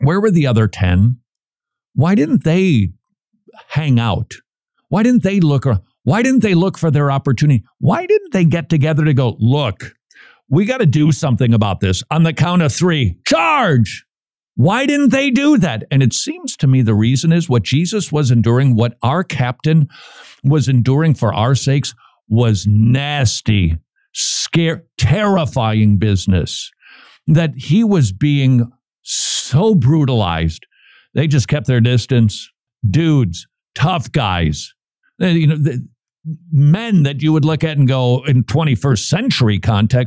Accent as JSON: {"language": "English", "region": "Minnesota", "country": "United States", "moved": "yes", "lives_now": "Georgia, United States", "said": "being a Minnesotan"}